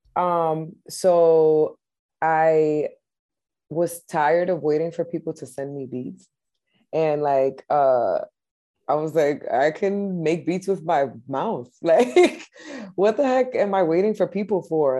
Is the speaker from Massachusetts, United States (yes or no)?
yes; Lawrence, Massachusetts, United States; now in Boston, United States; I grew up in Lawrence, Mass, uh, up until I was uh, 18 and then i became a boston resident